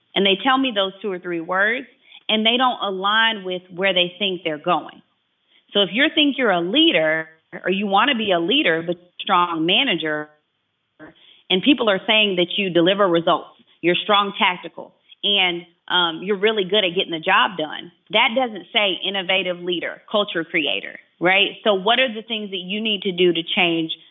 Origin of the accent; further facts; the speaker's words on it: Chattanooga, Tennessee, United States; I'm here in my hometown in Chattanooga, Tennessee